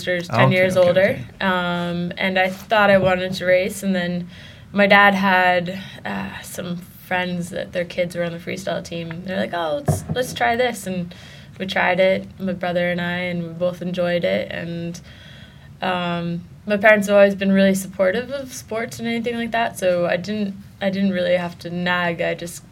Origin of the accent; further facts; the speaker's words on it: Foxborough, Massachusetts, United States; moved away as an adult; also born or lived in Boston, Massachusetts / Bethel, Maine / Tahoe, California; now in Åre, Sweden; Massachusetts for 12 years, Foxborough, so big American football town